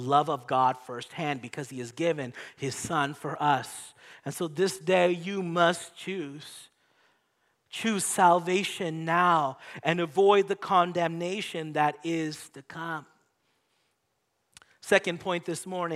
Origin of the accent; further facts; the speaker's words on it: Canada; I was born in Canada.